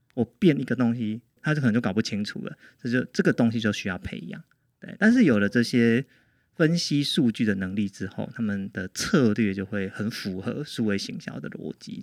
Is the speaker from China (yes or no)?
no; Changhua County, Taiwan; 我回中部之后，因为我是彰化人